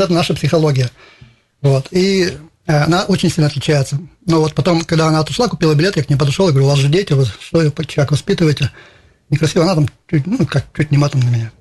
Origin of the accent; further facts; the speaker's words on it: Izhevsk, Udmurtia, Russia; я татарин, но тем не менее с России